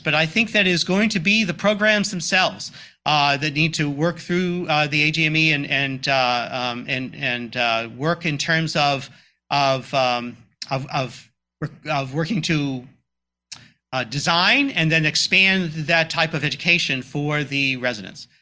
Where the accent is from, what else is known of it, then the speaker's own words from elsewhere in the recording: Boston, Massachusetts, United States; moved away; I grew up in the Greater Boston area